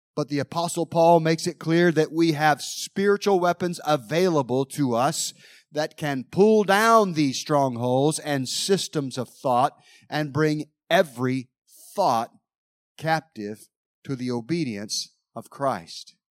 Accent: Mount Airy, North Carolina, United States; growing up in Mount Airy, North Carolina

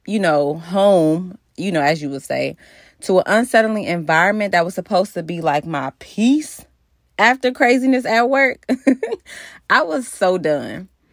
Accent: Cincinnati, Ohio, United States; moved away; also born or lived in Maryland / Virginia; I am from Cincinnati, Ohio

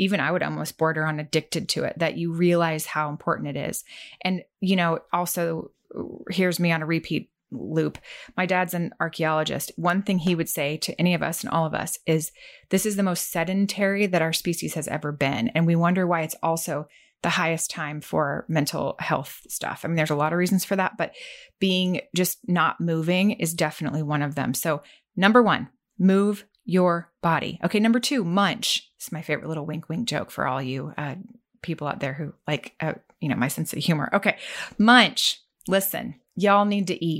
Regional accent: Arkansas, United States; I grew up in Arkansas

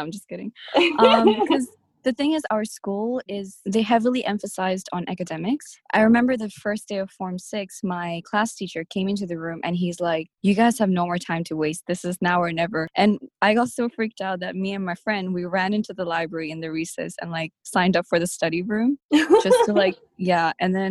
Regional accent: Nepal; I've never lived in a village in Nepal, even though I am from Nepal, and I'm quite detached from, like, I guess the community

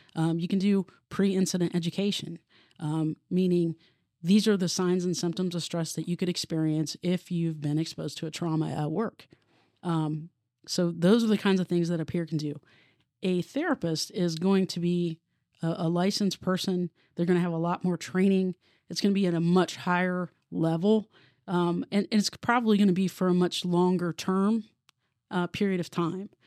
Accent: Obetz, Ohio, United States; also born or lived in Columbus, Ohio; I'm from Columbus. Um, I grew up in Obetz, went to Hamilton Township, which is the southern part of, uh, Franklin County.

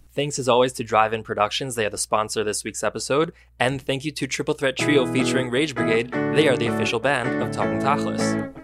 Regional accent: Teaneck, New Jersey, United States; Rifki and I are both from Teaneck

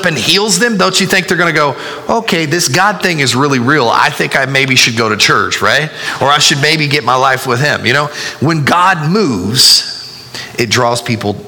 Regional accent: United States; That's us being an American

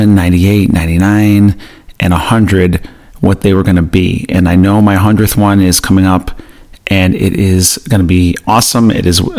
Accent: Buffalo, New York, United States; I grew up in or near Buffalo, New York, and we played a lot of hockey

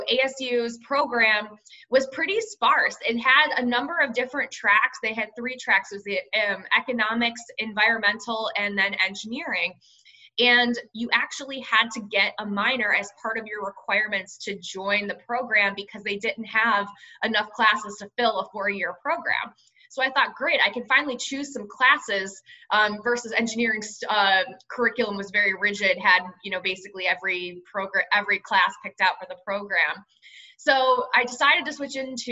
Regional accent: Cleveland, Ohio, United States; moved away as an adult; also born or lived in Tempe, Arizona; I'm born and raised in Cleveland, Ohio, Midwestern town.

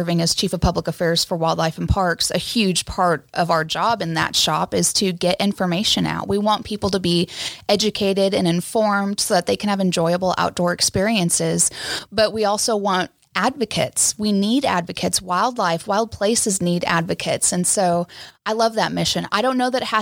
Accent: California, United States; now in Kansas, United States; I grew up in California. I was a beach girl. Then moved to the desert

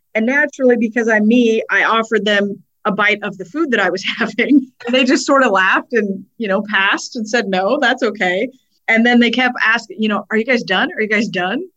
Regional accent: Prineville, Oregon, United States; There was a place where I grew up in Prineville called Grizzly Bear Pizza

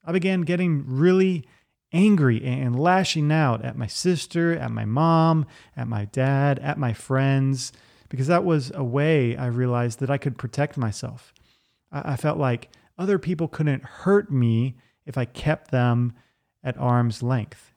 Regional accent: Virginia Beach, Virginia, United States; I grew up in Virginia Beach, Virginia

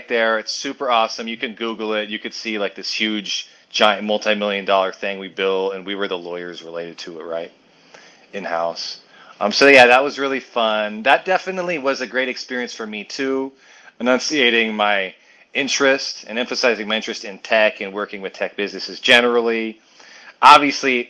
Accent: Washington, United States; growing up in Washington State, the Pacific Northwest

